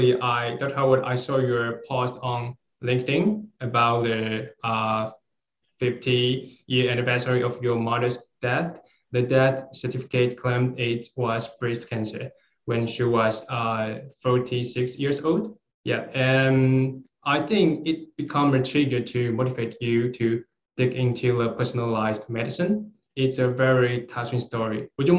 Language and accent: English; Kaohsiung, Taiwan; the picture is in the Kaohsiung, it's my hometown and very beautiful city.